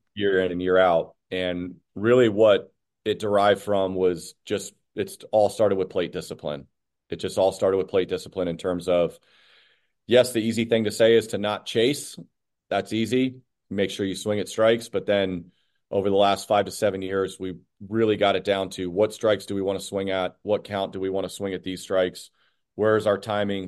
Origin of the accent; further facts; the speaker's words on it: Phoenix, Arizona, United States; moved away as an adult; also born or lived in Scottsdale, Arizona; now in Boston, United States; was born and raised in Phoenix